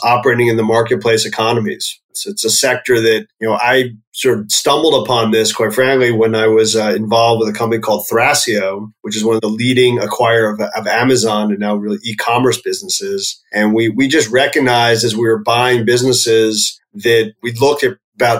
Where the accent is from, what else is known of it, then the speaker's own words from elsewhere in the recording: New York, United States; also born or lived in Pennsylvania; I grew up just outside of New York City